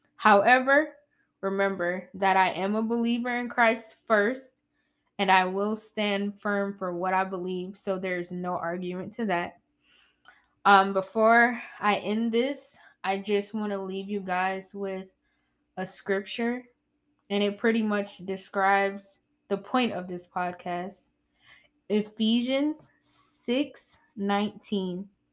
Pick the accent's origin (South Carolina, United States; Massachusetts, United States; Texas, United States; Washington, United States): South Carolina, United States; I'm from South Carolina.